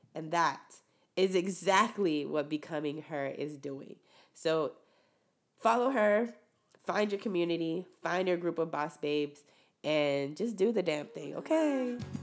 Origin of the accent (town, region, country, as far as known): Rio Grande Valley, Texas, United States; born or raised there; moved away